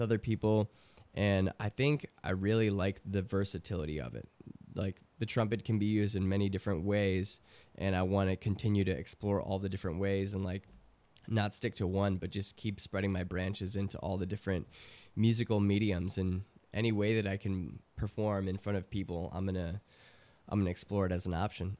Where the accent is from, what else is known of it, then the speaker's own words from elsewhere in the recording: Chicago, Illinois, United States; I'm from Chicago